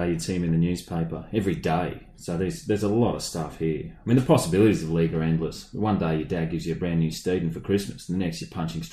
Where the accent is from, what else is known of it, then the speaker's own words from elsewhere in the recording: Brisbane, Queensland, Australia; also born or lived in Sydney; I grew up in Brisbane